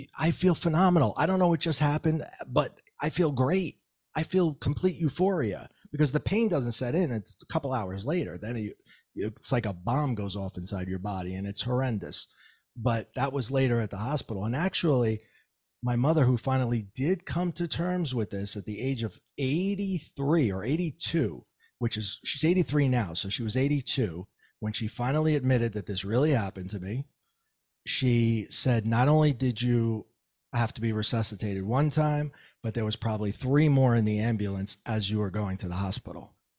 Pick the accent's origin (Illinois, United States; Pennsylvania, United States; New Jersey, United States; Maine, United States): New Jersey, United States; And sorry for all the four letter words because I'm from Jersey.